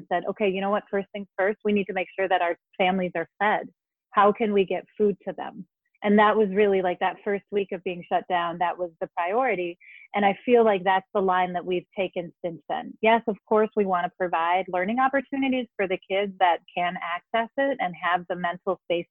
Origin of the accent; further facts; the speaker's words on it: Denmark; moved away as an adult; now in Madison, United States; I was born and raised in Denmark and came here as an adult.